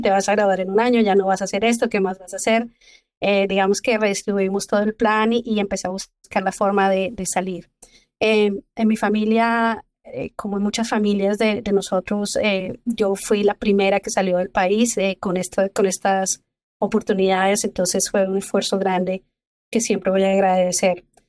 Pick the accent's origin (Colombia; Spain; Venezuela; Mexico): Colombia; Zipaquirá, Cundinamarca; moved away as an adult; also born or lived in Bogotá; now in Texas, United States; yo soy colombiana, soy del pueblo que se llama Zipaquirá, es muy cerca de Bogotá.